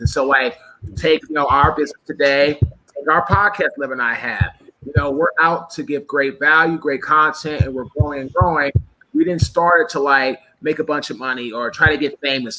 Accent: Washington, District of Columbia, United States; I'm from DC originally.

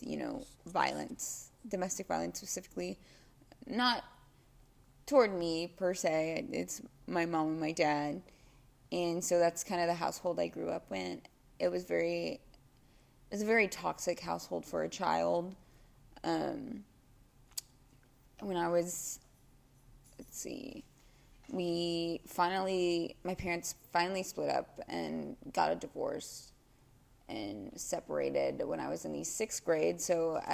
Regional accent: Dallas, Texas, United States; I was born and raised in Dallas

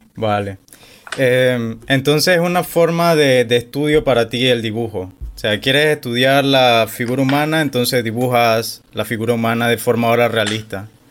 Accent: David, Chiriquí, Panama; yo soy de David Chiriquí

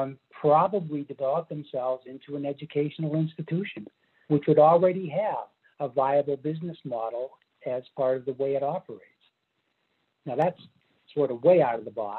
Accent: Pennsylvania, United States; moved away; the state of Pennsylvania, which actually is my home state from 50 or 60 years ago

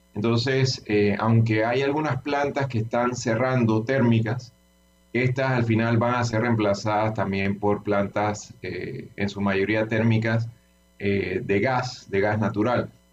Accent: Panama; somos el, pueblo panameño

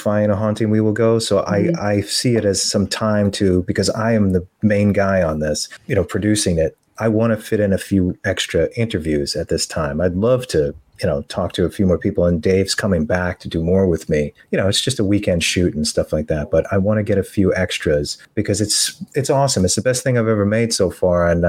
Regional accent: New York, United States; now in Florida, United States; I grew up in New York

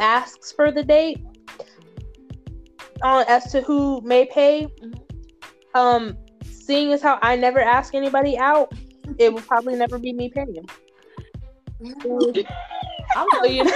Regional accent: Southern Mississippi, United States; my family and I, we're from Southern Mississippi. And so in the South, you're just kind of raised to like let a man be chivalrous

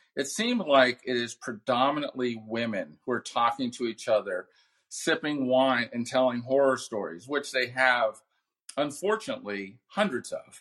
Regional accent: Southern California, United States; I grew up here in Southern California

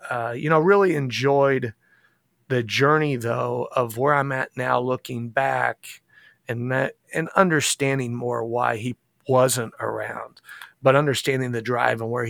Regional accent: Indianapolis, Indiana, United States; also born or lived in Carmel, Indiana; I was born and raised in Indianapolis, Indiana, right where I'm at now

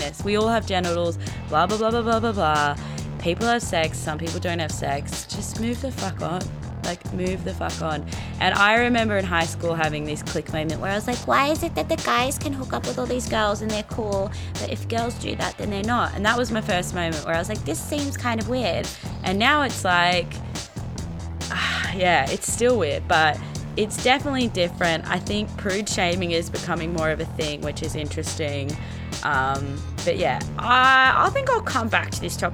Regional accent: Australia; as an Australian

